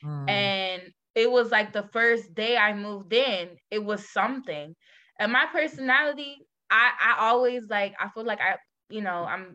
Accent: Houston, Texas, United States; moved away as an adult; now in Chicago, United States; I'm actually from Houston, okay. Texas.

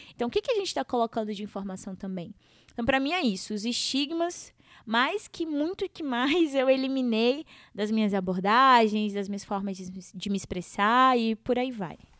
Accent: Humaitá, Amazonas, Brazil; como uma boa amazonense que sou, é, nortista e eu sempre coloco aí para todo mundo que eu vim das barrancas do Rio Madeira, da cidade de Humaitá, lá em Amazonas

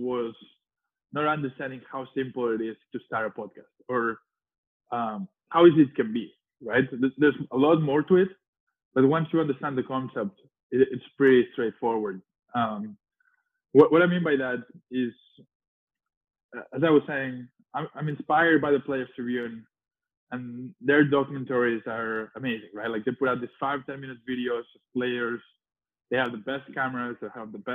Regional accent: Spain; moved away as an adult; I was early 20s from Spain.

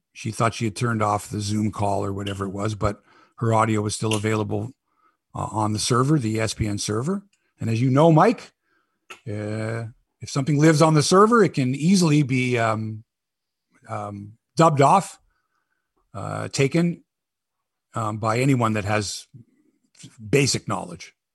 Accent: Canada

